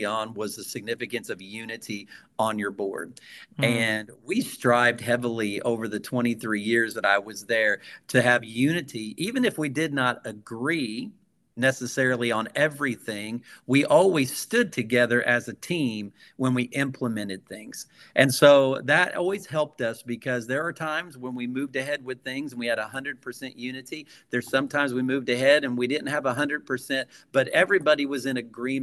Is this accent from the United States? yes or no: yes; Gibson County, Southwest Indiana, United States; moved away; I was raised in Gibson County, Southwest Indiana